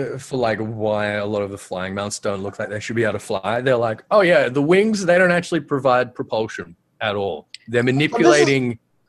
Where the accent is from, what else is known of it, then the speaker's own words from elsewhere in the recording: Australia; I am Australian.